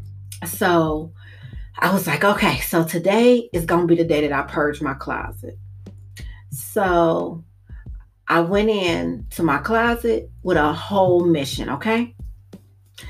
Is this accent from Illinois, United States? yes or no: yes; Maywood, Illinois, United States; I'm from Maywood